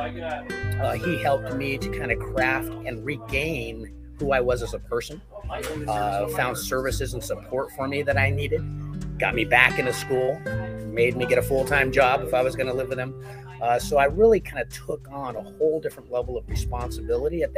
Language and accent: English; California, United States; I grew up in California in a beautiful extended Mexican-American family